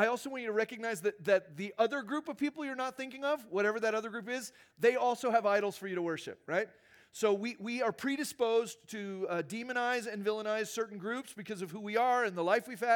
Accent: Arizona, United States; moved away; I grew up in Arizona

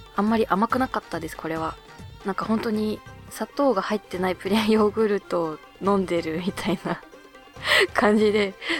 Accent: Hokkaido, Japan; born or raised there; now in Tokyo, Japan

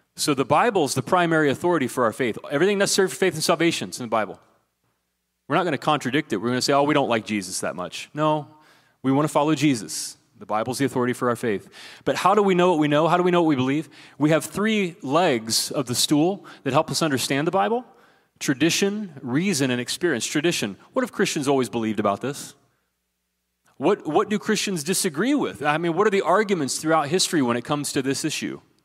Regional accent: southeastern Ohio, United States; moved away; when I was growing up in the backwoods of southeastern Ohio

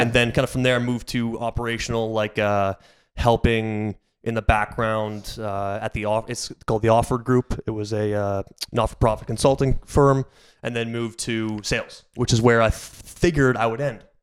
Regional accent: Aurora, Ontario, Canada; also born or lived in Sarnia; now in Toronto, Canada; Grew up in Aurora.

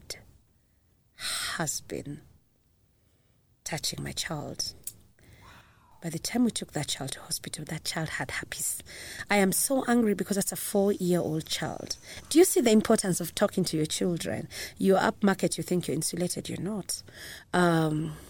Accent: Kenya

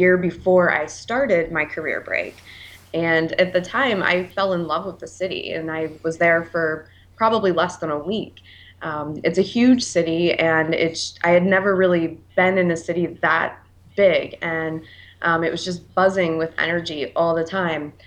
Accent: Columbus, Ohio, United States; I am from the Midwestern part of the United States, specifically Columbus, Ohio

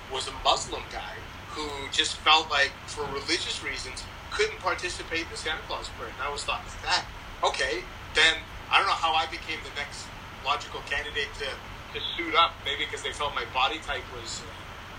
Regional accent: Richmond, British Columbia, Canada; moved away; I grew up in Vancouver, actually, Lower Mainland, Richmond for me.

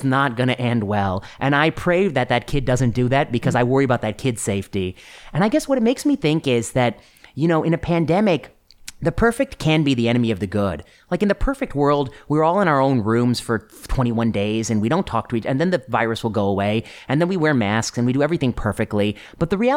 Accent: Ohio and Indiana, Midwest, United States; also born or lived in Portland; now in San Francisco, United States; I grew up in Ohio and Indiana

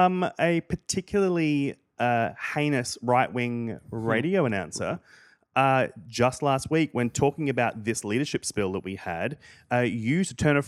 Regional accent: Queensland, Australia; I grew up in Queensland, which is like if Florida and Texas had a humid racist baby.

